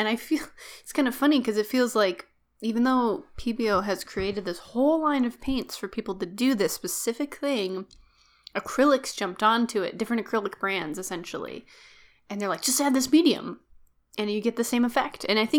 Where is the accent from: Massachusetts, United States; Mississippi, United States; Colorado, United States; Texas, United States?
Texas, United States; I'm from Texas.